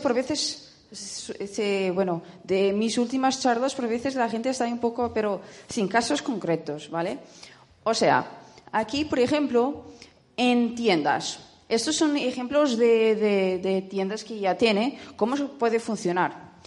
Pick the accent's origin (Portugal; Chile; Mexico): Portugal; soy portuguesa